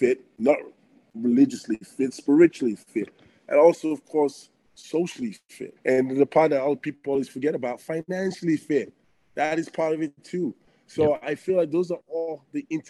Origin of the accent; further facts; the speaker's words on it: Benin City, Edo, Nigeria; also born or lived in Antwerp, Belgium / London, England / Arizona, United States; now in Canada; growing up in Africa in that kind of an environment